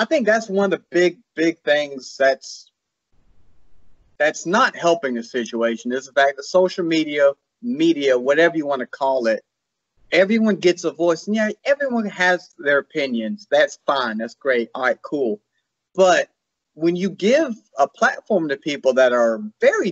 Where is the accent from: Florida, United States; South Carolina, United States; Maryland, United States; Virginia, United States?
South Carolina, United States; I'm from the South. I'm South Carolina. I'm about as South as you can get